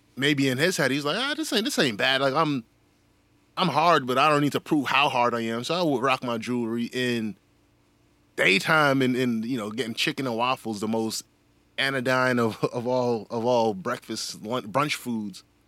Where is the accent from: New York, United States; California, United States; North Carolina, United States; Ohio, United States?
New York, United States; New York City; I'm from New York City